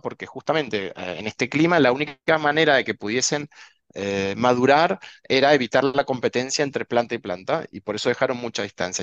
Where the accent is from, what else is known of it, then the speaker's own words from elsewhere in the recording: Mendoza, Argentina; moved away as an adult; also born or lived in Buenos Aires; now in Spain; yo nací en Mendoza, me crié en Mendoza, estudié en Mendoza